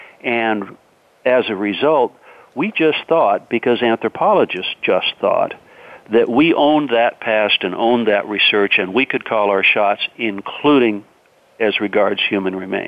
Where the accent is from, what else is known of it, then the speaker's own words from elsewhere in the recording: West Coast, United States; I'm from the West Coast, and grew up doing the scouting program